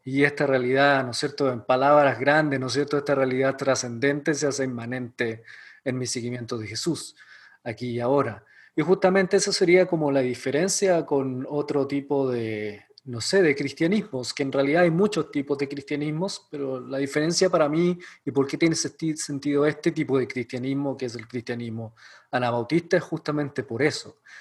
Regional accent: Chile; moved away as an adult; also born or lived in Ecuador; now in Elkhart, United States; soy chileno. Eh, viví casi toda mi vida en Chile

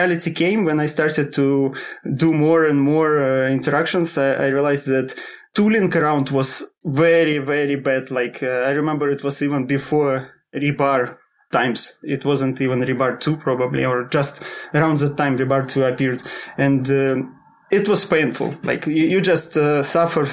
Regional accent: Russia; moved away as an adult; now in Sweden; I'm originally from Russia, but last 7 years I live in Sweden.

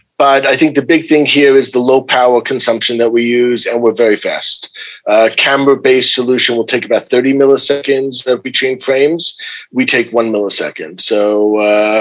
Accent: New York, United States; moved away as an adult; now in Jerusalem, Israel; I grew up in New York. I was born in New York

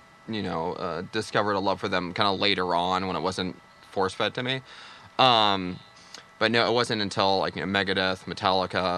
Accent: Castro Valley, California, United States; also born or lived in Berkeley / San Francisco / Hollywood; I grew up in California in a little place called Castro Valley

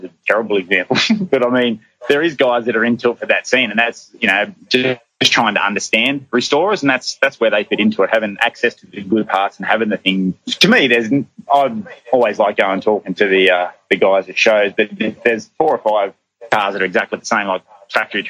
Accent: Bathurst, New South Wales, Australia; now in Townsville, Australia; we grew up around Bathurst

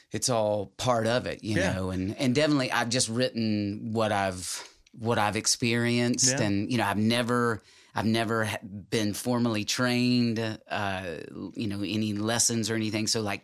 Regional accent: Jackson, Tennessee, United States; I was born in Jackson, Tennessee, in West Tennessee.

